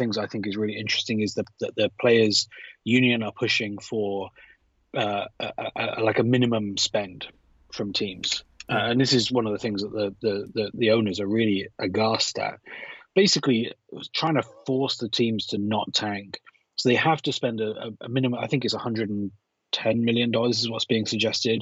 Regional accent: United Kingdom; accent: British; with my British accent

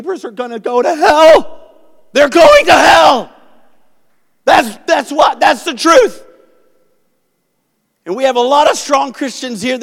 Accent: South Africa; now in United States; I'm South African

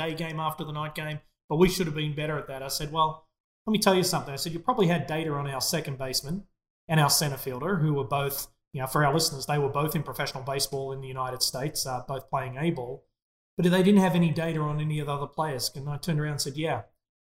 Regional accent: Australia; as an Australian, incredibly proud of that moment.

